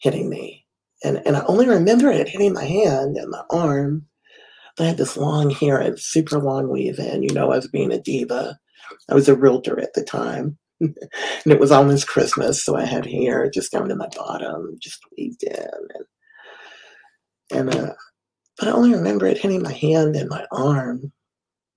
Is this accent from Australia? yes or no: no; Winston-Salem, North Carolina, United States; I am from Winston-Salem, North Carolina